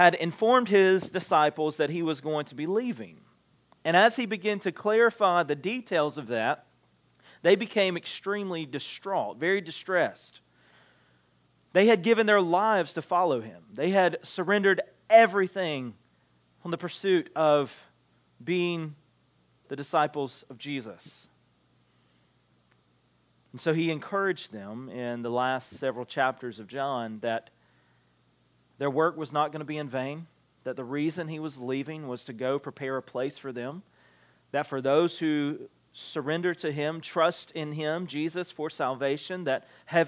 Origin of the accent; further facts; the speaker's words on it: Alma, United States; accent: Southern; We're all from Alma or around Alma. We all speak fairly much the same language